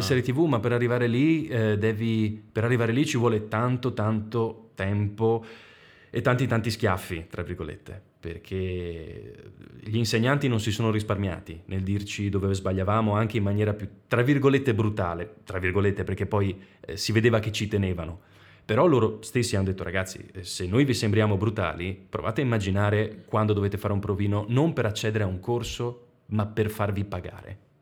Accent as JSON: {"language": "Italian", "region": "Veneto", "country": "Italy", "said": "per noi che siamo veneti"}